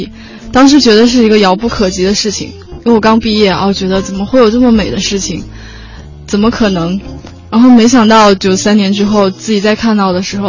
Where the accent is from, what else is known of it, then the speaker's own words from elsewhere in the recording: Northeast China, China; 作为一个东北人，吃的很很想念米饭。